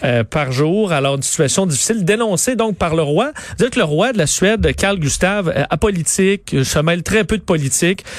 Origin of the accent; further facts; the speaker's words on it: Quebec, Canada; chez nous, au Canada, puis au Québec